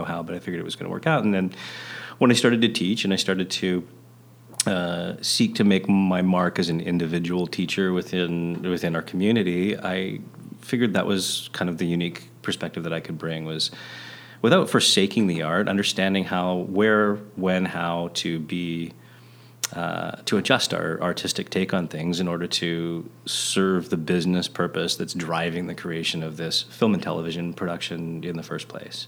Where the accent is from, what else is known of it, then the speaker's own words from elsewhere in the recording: Vancouver, British Columbia, Canada; I'm a kid growing up in Vancouver in my day.